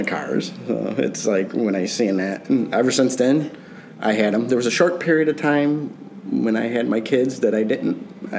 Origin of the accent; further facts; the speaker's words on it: Burbank, Illinois, United States; also born or lived in Downers Grove, Illinois; now in Lockport, United States; I grew up in Burbank on the south side of Chicago. Then my parents moved to Downers Grove. And I moved out to Lockport, like 98-ish, which is about 10 minutes from here. And I've been there ever since.